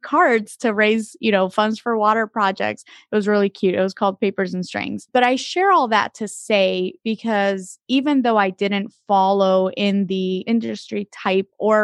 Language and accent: English; Dominican Republic; moved away; I am originally from the Dominican Republic, and so I was born and raised there most of my life.